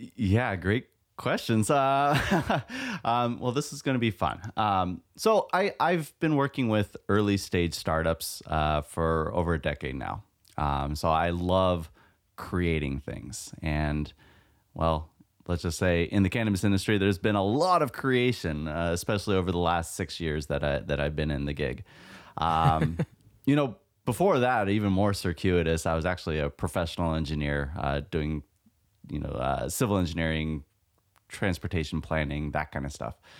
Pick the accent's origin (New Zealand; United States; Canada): United States; California; born and raised in California, so it's like part of my blood